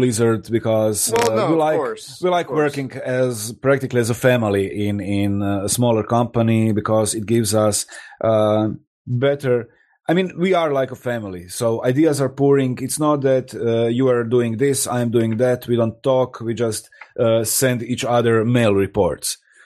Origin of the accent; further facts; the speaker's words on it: Croatia; also born or lived in Rijeka, Croatia; I'm located in Rijeka in Croatia. It's like 150 kilometers away. We are all from Croatia